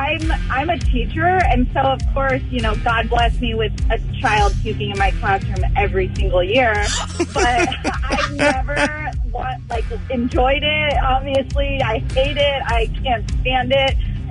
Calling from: Corona, California, United States; I'm calling from Corona, California.

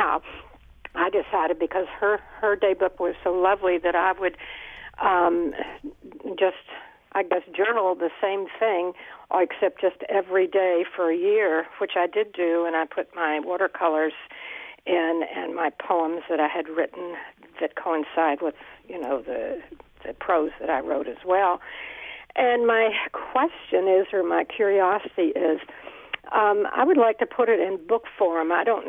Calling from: Bethlehem, United States; Oh, all right. I'm from Bethlehem

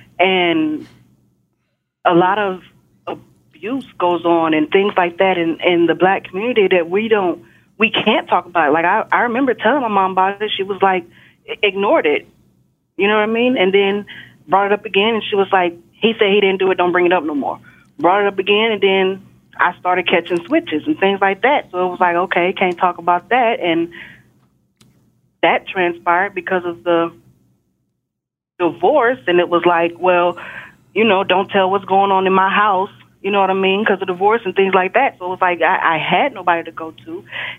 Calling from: Texas, United States; I'm calling from Texas.

